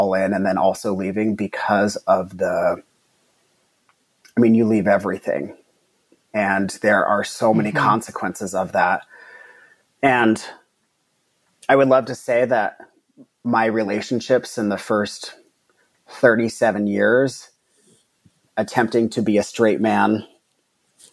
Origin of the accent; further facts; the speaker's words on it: Mesa, Arizona, United States; I grew up in Mesa, Arizona, which is a predominantly Mormon community